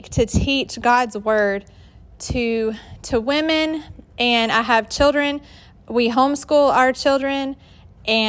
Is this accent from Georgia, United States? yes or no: yes; Georgia, United States; accent: southern drawl; moved away as an adult; now in West Virginia, United States; I'm from Georgia, if you can't tell by my accent, that's southern drawl